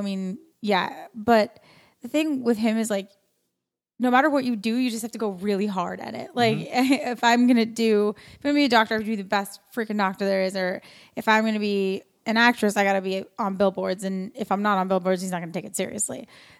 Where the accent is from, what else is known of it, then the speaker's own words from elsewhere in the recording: New York, United States; now in West Coast, United States; New York.